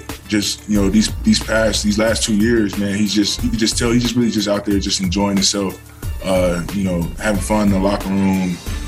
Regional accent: California, United States; But just growing up in Southern Cal and then coming out here, I didn't know what to expect.

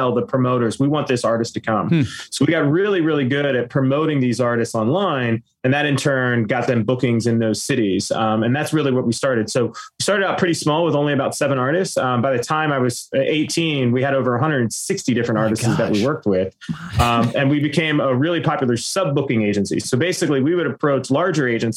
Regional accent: Pittsburgh, Pennsylvania, United States; now in Orlando, United States; I'm originally from Pittsburgh, Pennsylvania. I now live in Orlando, Florida

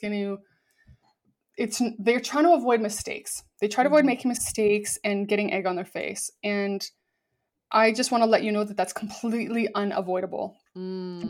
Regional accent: Vancouver, British Columbia, Canada; I'm from Vancouver, Canada

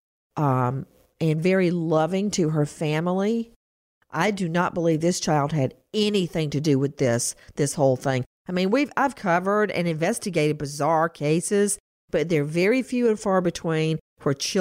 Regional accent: Macon, Georgia, United States; I'm actually from unincorporated Bibb County.

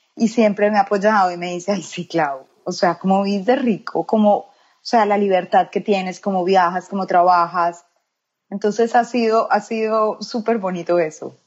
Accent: Medellín, Antioquia, Colombia; moved away as an adult; now in United States; yo soy de Medellín, Antioquia, Colombia. Eh, nací ahí, viví ahí por 33 años y ya luego me mudé acá a los Estados Unidos

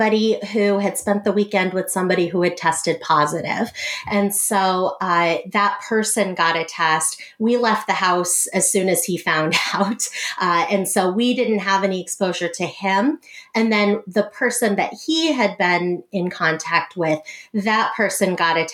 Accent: Boston, Massachusetts, United States; moved away as an adult; now in Iowa, United States; I grew up in Boston, Massachusetts, right outside of Boston. And I came to Iowa in 2007

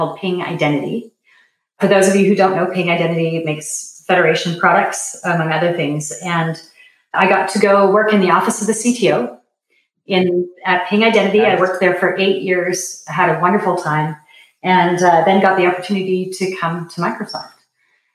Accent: Canada; I am originally from Canada

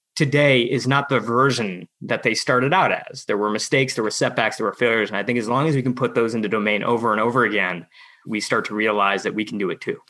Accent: outside of Detroit, Michigan, United States; a friend of mine who I grew up with outside of Detroit.

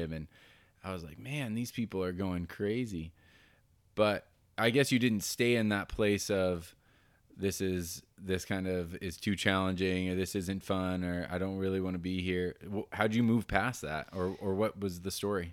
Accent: Colorado, United States; moved away; I'm from Colorado

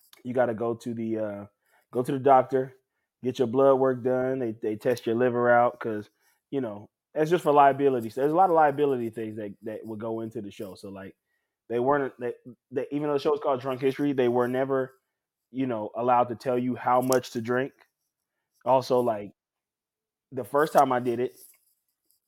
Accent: New Orleans, Louisiana, United States; born or raised there

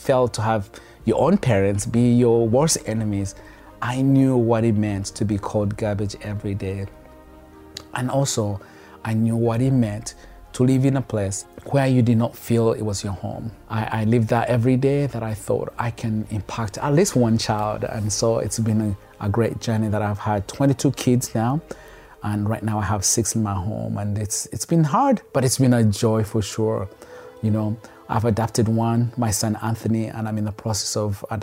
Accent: Kampala, Central Region, Uganda; now in United States; he saw the need of kids on the streets of Kampala but he didn't walk away, but he wanted to do something. And he happened to help one, and that one happened to be me

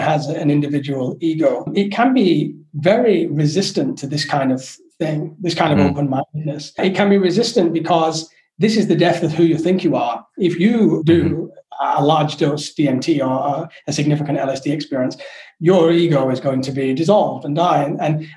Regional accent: England, United Kingdom; moved away; I'm not English. When I left England, I was very English

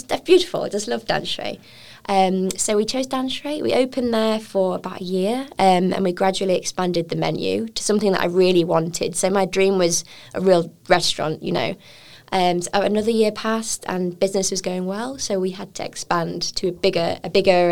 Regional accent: United Kingdom; moved away as an adult; now in Taiwan; I'm a British chef.

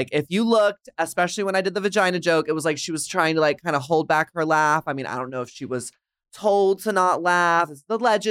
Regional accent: Dallas, Texas, United States; now in Los Angeles, United States; As you can tell from my accent, I am from Dallas, Texas. And it was not very easy growing up looking like this.

